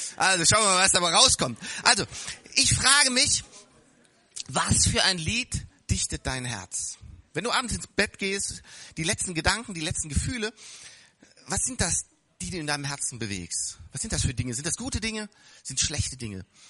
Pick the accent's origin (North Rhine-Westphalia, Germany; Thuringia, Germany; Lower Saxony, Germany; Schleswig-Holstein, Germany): North Rhine-Westphalia, Germany; Bonn; wir hatten ein wunderschönes äh, Spielzeuggeschäft in Bonn, da wo ich aufgewachsen bin